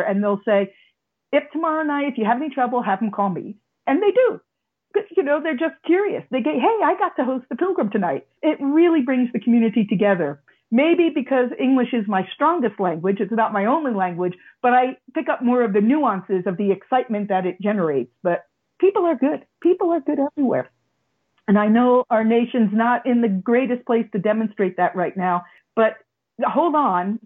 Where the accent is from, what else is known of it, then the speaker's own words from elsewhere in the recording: United States; I'm an American